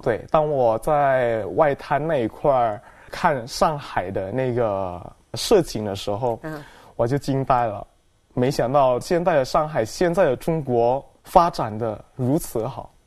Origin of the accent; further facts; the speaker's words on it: Medan, North Sumatra, Indonesia; first language Indonesian; Chinese is a second language; moved away as an adult; also born or lived in Jakarta; now in China; 在我老家那边，Medan， 就是叫做北苏门答腊大学